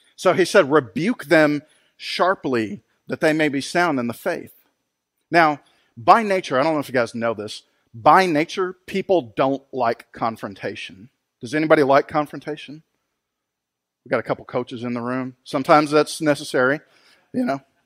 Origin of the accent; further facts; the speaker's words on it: San Antonio, Texas, United States; moved away; my hometown of San Antonio, Texas